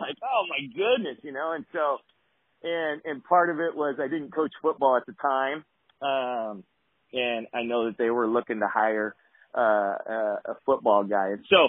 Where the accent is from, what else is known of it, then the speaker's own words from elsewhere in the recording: Portland, Oregon, United States; moved away as an adult; now in Grants Pass, United States; I was born and raised in Portland